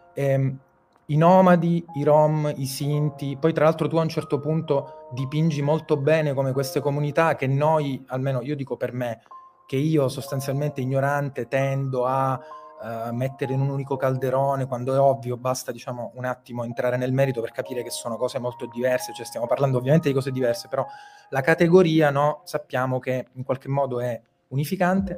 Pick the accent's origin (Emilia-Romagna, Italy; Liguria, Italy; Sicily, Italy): Sicily, Italy; da siciliano che praticamente non aveva quasi mai visto la neve più alta di 3 cm